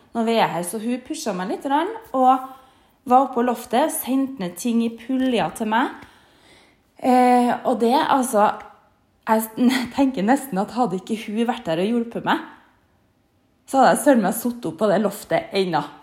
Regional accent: Trondheim, Trøndelag, Norway; moved away; hjemme i Trondheim

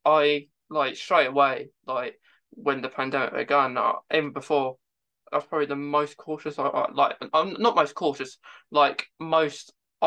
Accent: United Kingdom; I'm from the UK

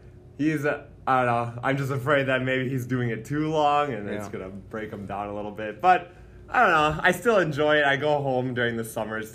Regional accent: Upsala, Minnesota, United States; Well, I'm from Upsala, Minnesota

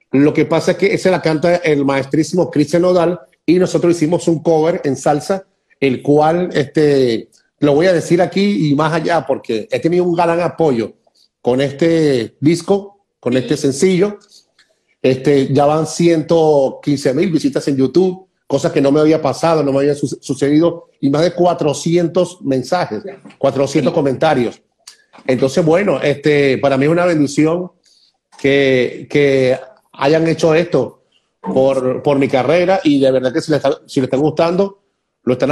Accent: Venezuela; soy venezolano, soy, venezolano.

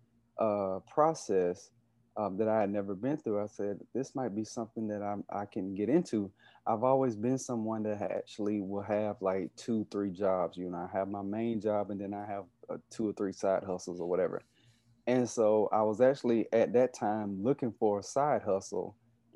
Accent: Covington, Georgia, United States; also born or lived in South Carolina / Atlanta, Georgia; I am originally from Covington, Georgia, which is about maybe 20 to 25 minutes east of Atlanta.

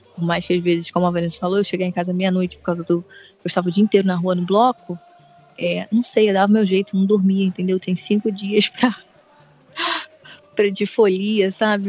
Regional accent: Brazil; somos nós, brasileiros

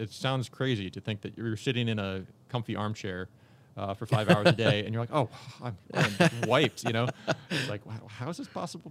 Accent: Tyler, Texas, United States; I'm from Tyler, Texas.

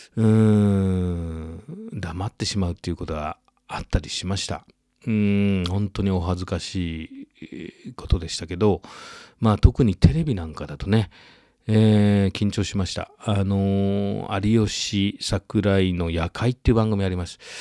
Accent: Yamatokoriyama, Nara, Japan; 僕は実はその奈良県の郡山高校出身だった

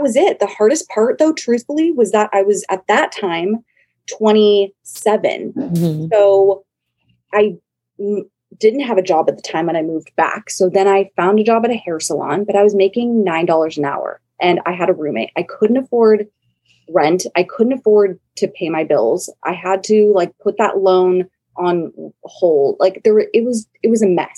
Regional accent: San Diego, California, United States; my hometown of San Diego

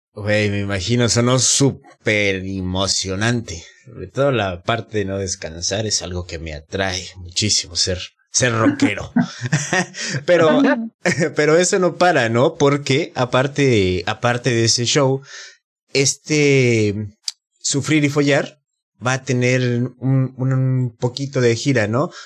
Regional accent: Mexico City, Mexico; now in Mérida, Mexico; mi ciudad de, México

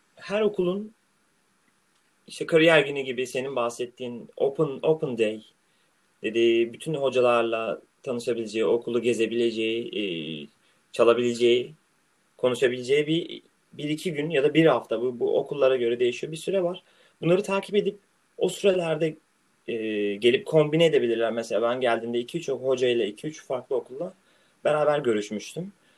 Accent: Marmaris, Muğla, Turkey; now in Rotterdam, Netherlands; benim büyüdüğüm yer olan Marmaris

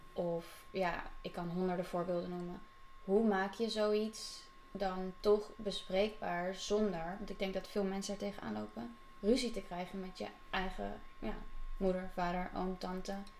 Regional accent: The Hague, South Holland, Netherlands; now in Amsterdam, Netherlands; in Den Haag, waar ik vandaan kom.

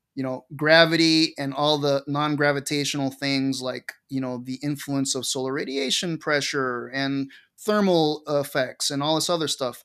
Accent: Caracas, Capital District, Venezuela; moved away; also born or lived in Montana; I grew up in Caracas, Venezuela

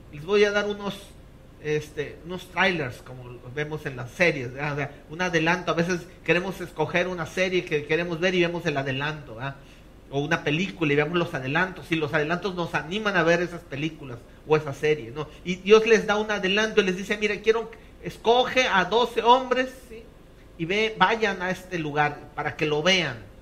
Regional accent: Mexico; como los mexicanos

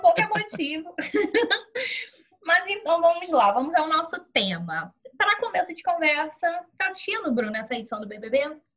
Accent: Duque de Caxias, Rio de Janeiro, Brazil; eu sou de Duque de Caxias, Rio de Janeiro

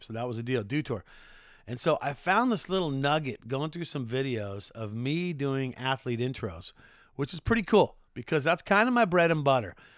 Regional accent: Southern California, United States; also born or lived in Salt Lake City, Utah; growing up in Southern California

